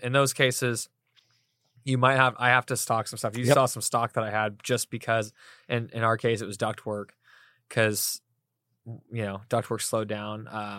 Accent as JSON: {"language": "English", "town": "Fresno", "region": "California", "country": "United States", "said": "I'm from Fresno. We got all the tortillas you could possibly imagine."}